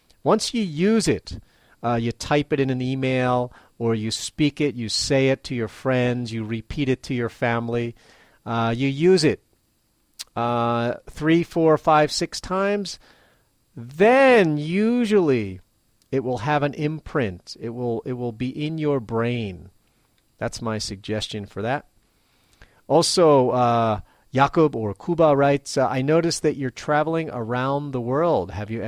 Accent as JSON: {"language": "English", "country": "Venezuela", "first_language": "Spanish", "second_language": "English", "moved": "yes", "lives_now": "Maui, United States", "said": "We are originally from Venezuela, but we've lived in Maui, Hawaii for more than 6 years now. Our mother language is Spanish. I learned English for myself."}